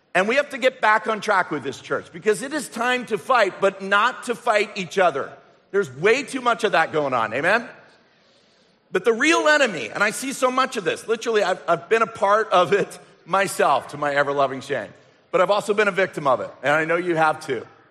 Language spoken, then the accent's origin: English; England, United Kingdom; moved away; also born or lived in Canada; our family growing up in England